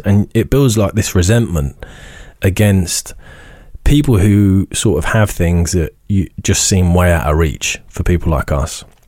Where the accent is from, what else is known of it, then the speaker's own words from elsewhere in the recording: Isleworth, London, United Kingdom; moved away; also born or lived in Northern Ireland; we grew up on Ivory Bridge Council Estate in Isleworth